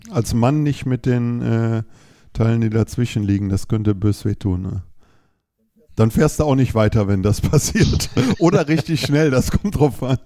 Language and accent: German; Düsseldorf, North Rhine-Westphalia, Germany; ich komme aus Düsseldorf